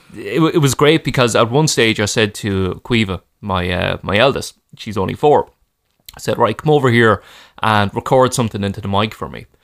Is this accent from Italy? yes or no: no; Ireland; as Irish people